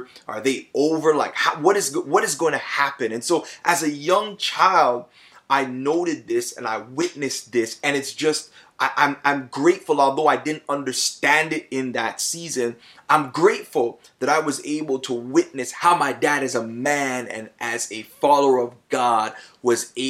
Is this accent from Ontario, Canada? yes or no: yes; Toronto, Ontario, Canada; also born or lived in Plainfield, New Jersey / United States; I was raised in Toronto. I'm a Scarborough man